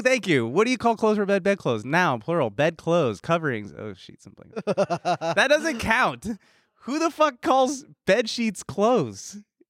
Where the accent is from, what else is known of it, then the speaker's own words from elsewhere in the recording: Texas, United States; also born or lived in New York; I was born in New York and moved to Texas Maria. When I was young.